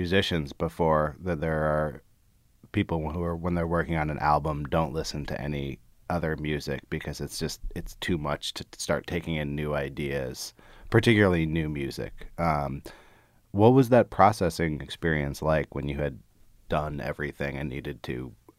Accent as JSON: {"language": "English", "region": "California", "country": "United States", "tie": "born or raised there", "said": "I grew up in the Bay Area, so I'm very familiar with the milieu you're talking about."}